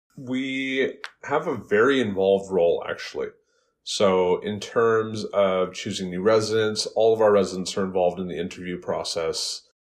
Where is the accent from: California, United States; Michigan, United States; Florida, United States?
California, United States; West Coast, Bay Area, Los Angeles; moved away as an adult; also born or lived in Phoenix, Arizona; now in Worcester, United States; I grew up on the West Coast. I grew up in big cities like the Bay Area, Los Angeles.